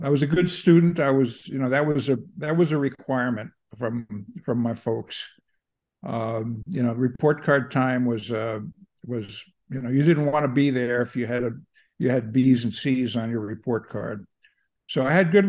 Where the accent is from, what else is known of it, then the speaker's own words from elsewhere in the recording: Long Island, Nassau County, New York, United States; now in San Francisco, United States; I grew up on Long Island, Nassau County, suburb of New York.